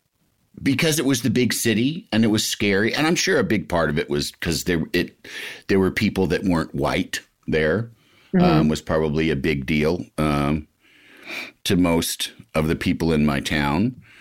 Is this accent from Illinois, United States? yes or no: yes; Yorkville, Illinois, United States; I'm from Illinois, so there's no way to even think I'm from anywhere other than the middle.